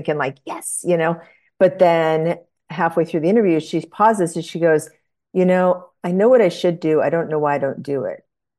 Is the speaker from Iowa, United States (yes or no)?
yes; Iowa, United States; born there; So I was born in Iowa.